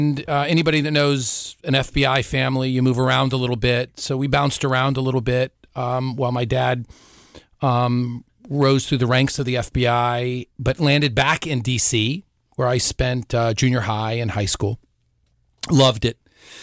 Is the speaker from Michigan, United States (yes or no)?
no; Washington, District of Columbia, United States; Well, I was born and raised in Washington, D.C., to a second-generation Italian immigrant who became an FBI agent, my father